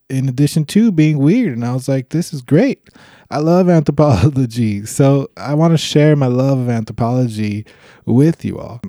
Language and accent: English; Los Angeles, California, United States; I'm from Los Angeles, California